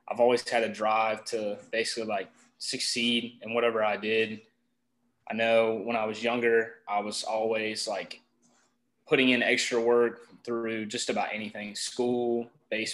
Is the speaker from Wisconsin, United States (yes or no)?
no; North Carolina, United States; I'm from North Carolina.